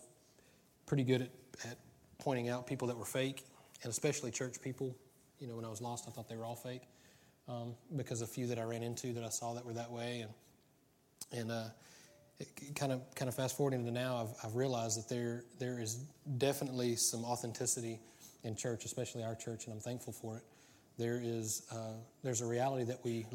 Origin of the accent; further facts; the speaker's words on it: United States; I'm American